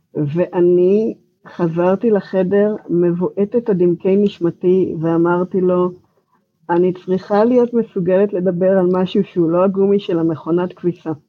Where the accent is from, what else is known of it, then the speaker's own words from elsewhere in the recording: Israel; accent: Israeli; moved away as an adult; now in Georgia, United States; המבטא שלי הוא ישראלי. אני נמצאת פה כך וכך שנים